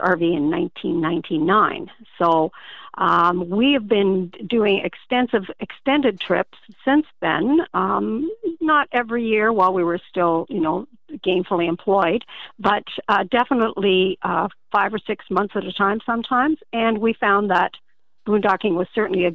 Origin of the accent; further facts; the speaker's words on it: Ontario, Canada; we're from Canada, but in the Southwestern states